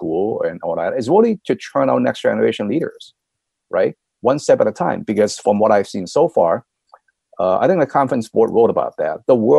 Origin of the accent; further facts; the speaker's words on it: United States; I'm thoroughly American, right?